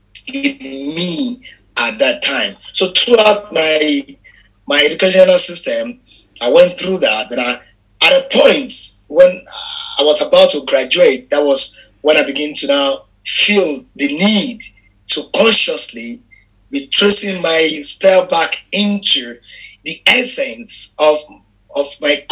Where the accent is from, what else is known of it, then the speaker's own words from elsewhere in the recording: Lagos, Nigeria; English is a second language; I am based in Lagos. I was born in Lagos in Ejigbo. Mm-hmm. I grew up there. I have all my life. I spent all my life there. My parents are actually from Ejigbo.